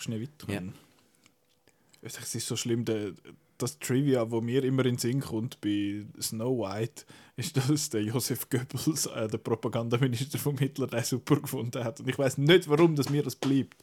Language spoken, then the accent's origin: German; Switzerland; bei uns in der Schweiz